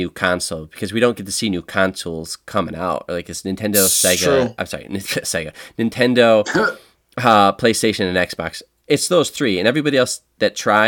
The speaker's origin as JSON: {"language": "English", "town": "Buffalo", "region": "New York", "country": "United States", "said": "We're from Buffalo"}